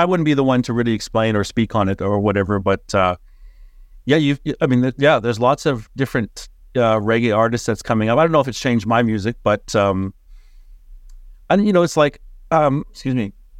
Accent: Winnipeg, Manitoba, Canada; moved away as an adult; now in Auckland, New Zealand

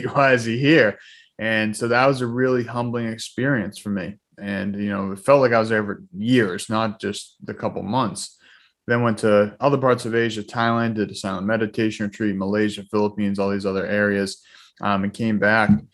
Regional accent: Boston, Massachusetts, United States; also born or lived in Weymouth, Massachusetts / Norwell, Massachusetts; I'm from the Boston area, born and raised here. Um, you know, grew up middle class family

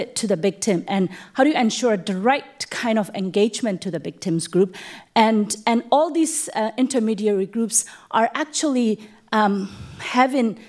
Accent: Myanmar; now in United States; I'm from Burma, Myanmar. I'm currently stuck in the US

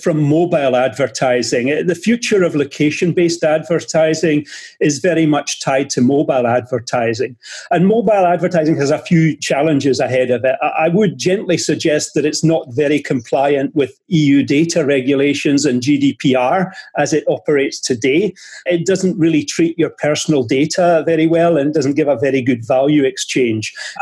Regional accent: Edinburgh, Scotland, United Kingdom; moved away as an adult; also born or lived in England / France / Germany / Sweden; I'm from Edinburgh

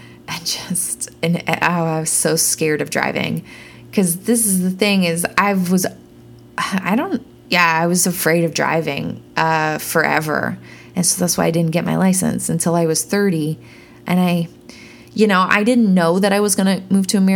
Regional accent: Peterborough, Ontario, Canada; moved away as an adult; also born or lived in Toronto; now in Nashville, United States; I bought that car in my hometown in Peterborough, Ontario

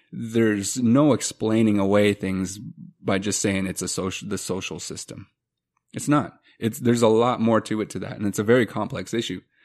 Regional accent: Montana, United States; growing up in Montana

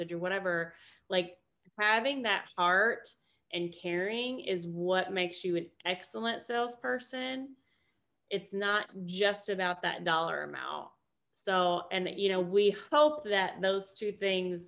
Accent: Kentucky, United States; I'm from Kentucky, so you know basketball is like life there

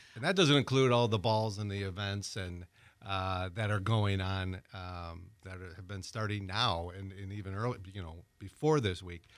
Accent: Wisconsin, United States; now in Pensacola, United States; I'm originally from Wisconsin

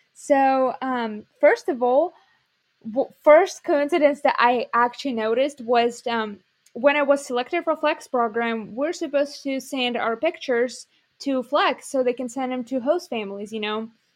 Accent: Ukraine; moved away as an adult; Ukrainian, like, dance club where I, you know, grew up

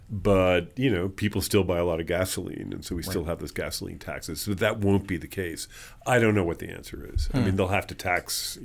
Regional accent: New York, United States; now in Los Angeles, United States; I came from New York. And I certainly would like to see very innovative kinds of congestion pricing here in Los Angeles.

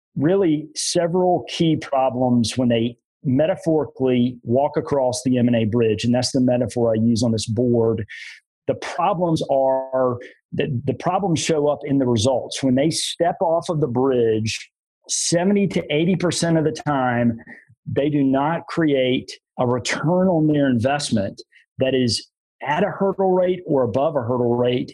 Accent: Greenville, South Carolina, United States; I moved back to my hometown of Greenville, South Carolina

